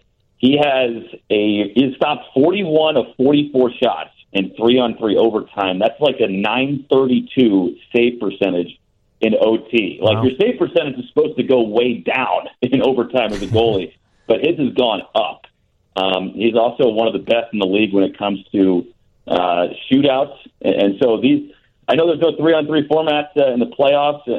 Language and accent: English; Indianapolis, Indiana, United States; moved away as an adult; also born or lived in Atlanta / Fort Myers; now in Rockford, United States; I'm a Purdue grad from Indianapolis